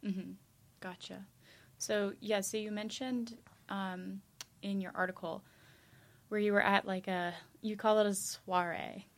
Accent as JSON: {"language": "English", "country": "United States", "moved": "yes", "said": "as an American"}